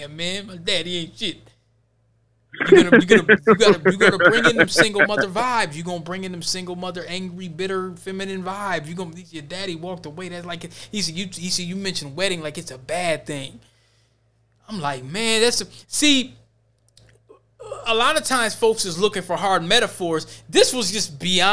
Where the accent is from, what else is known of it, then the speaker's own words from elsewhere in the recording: Virginia, United States; I'm from Virginia. I'm from where folks didn't flee